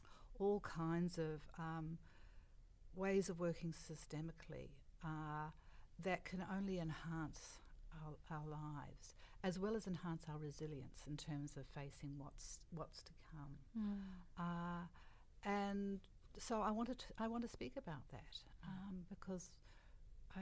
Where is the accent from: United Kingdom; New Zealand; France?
New Zealand; I come from Aotearoa